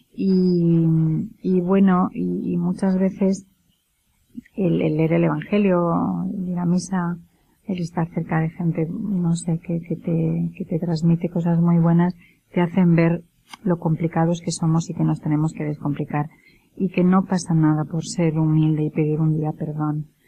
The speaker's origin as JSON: {"language": "Spanish", "region": "Castile", "country": "Spain", "said": "yo, como buena castellana"}